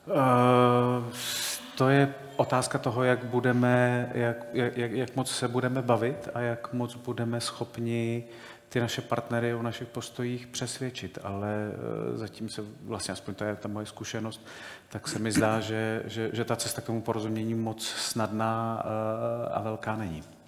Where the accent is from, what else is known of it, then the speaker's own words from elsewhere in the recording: Czechia; my jako Češi můžeme přinést něco specifického